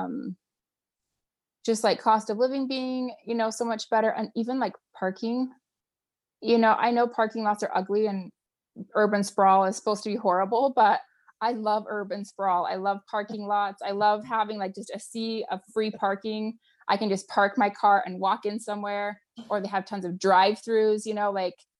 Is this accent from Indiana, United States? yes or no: no; Utah, United States; moved away as an adult; also born or lived in Berkeley, California / Vancouver, Canada; I grew up here in Utah in the US